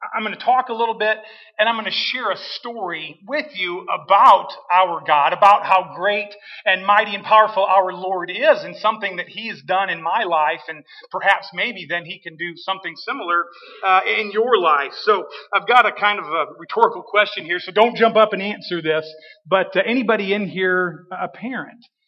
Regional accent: Washington, United States; moved away; I grew up here in Washington, graduated from Washington high school.

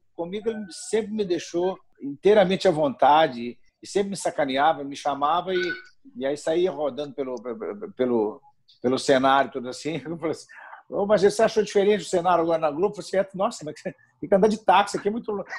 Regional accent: Minas Gerais, Brazil; accent: mineiro; O mineiro, o mineiro ele se destaca com o sotaque. A gente tem mania de compactar as palavras

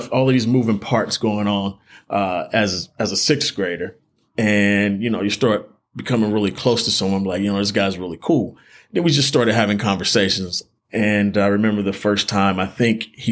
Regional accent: Raleigh, North Carolina, United States; also born or lived in Johnston County, North Carolina; I grew up in Gatewood

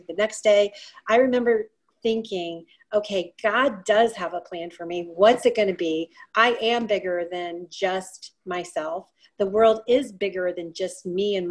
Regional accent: Ohio, United States; moved away as an adult; also born or lived in Florida / Colorado; I grew up in Ohio. And then after I grew up in Ohio, I moved to Florida for a little bit. And then I spent the last 3 decades in Colorado. And now I'm back in Ohio.

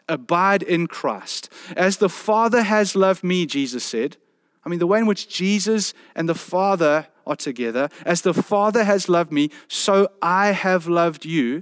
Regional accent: South Peninsula, Western Cape, South Africa; I come from the South Peninsula

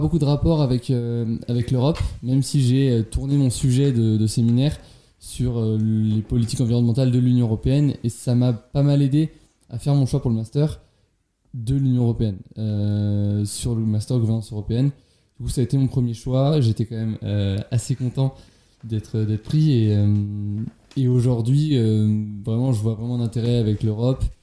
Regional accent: Brittany, France; je suis en cinquième année, donc en deuxième année du master gouvernance européenne, et je viens bah, de Bretagne.

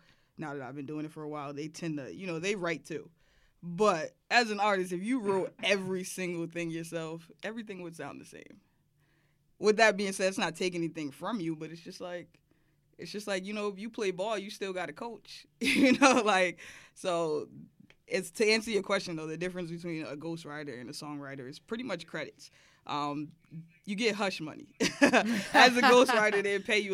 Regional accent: New York City, New York, United States; I grew up in Brooklyn and Williamsburg.

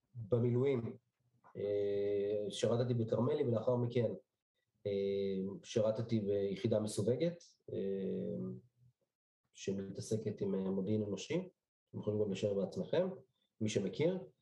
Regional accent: Petah Tikva, Central District, Israel; also born or lived in Bnei Brak; נולדתי בשנת תשע עשרה שמונים וארבע בבני ברק, במשפחה דתית לאומית.

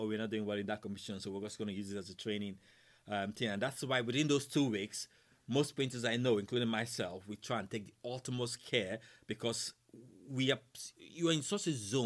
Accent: Nigeria; moved away; I come from Nigeria now

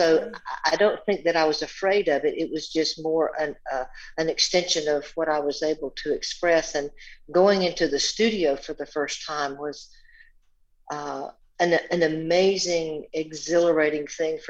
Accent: the South, United States; Making up little songs and being exposed to music most of my life in small Southern Baptist churches growing up in the South.

